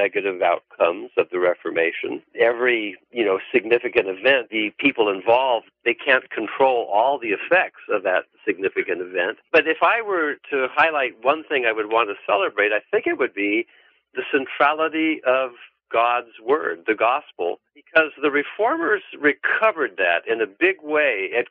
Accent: California, United States; I'm from California.

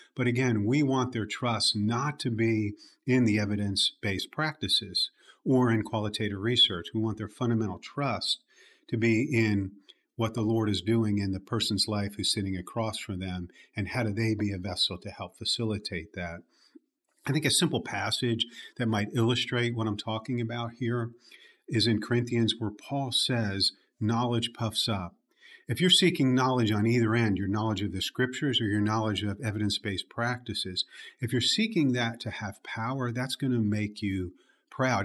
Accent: Jersey Shore, New Jersey, United States; now in Birmingham, United States; grew up in the at the Jersey Shore, not the one people hear about on MTV

